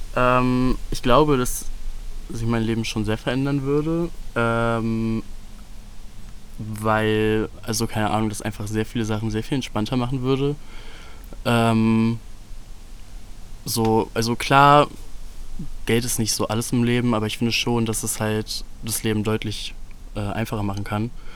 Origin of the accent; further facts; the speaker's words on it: Solingen, North Rhine-Westphalia, Germany; Solingen ist so jetzt im Nachhinein auf jeden Fall eine nice Stadt zum Aufwachsen gewesen